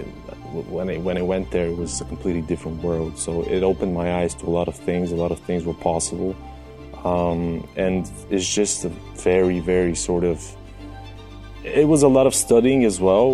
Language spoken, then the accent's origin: English; Sofia, Sofia City, Bulgaria; So I was born in Sofia. I was born and raised here